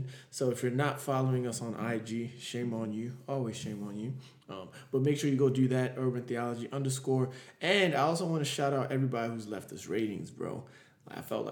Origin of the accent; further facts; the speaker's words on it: Nigeria; I'm Nigerian